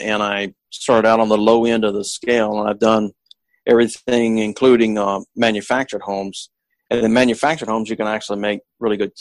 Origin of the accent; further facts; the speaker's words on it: Texarkana, United States; now in Seattle, United States; I'm originally from the Texarkana area